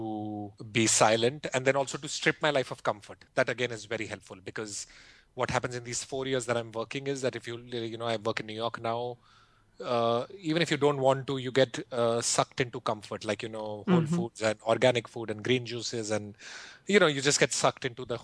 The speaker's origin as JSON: {"language": "English", "country": "India", "tie": "born or raised there", "said": "I grew up in India"}